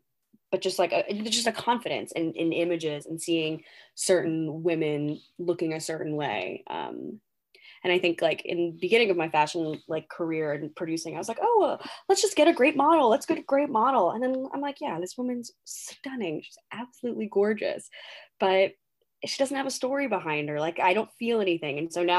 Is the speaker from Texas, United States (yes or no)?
yes; Texas, United States; Or this girl came from Texas, oh, I'm from Texas, you know?